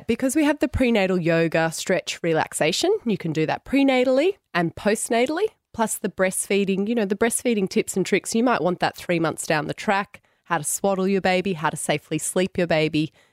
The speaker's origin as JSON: {"language": "English", "town": "Tamworth", "region": "New South Wales", "country": "Australia", "tie": "born or raised there", "also_born_or_lived": "Sydney", "said": "I grew up in Tamworth went away to Sydney. Never thought I'd go back to Tamworth"}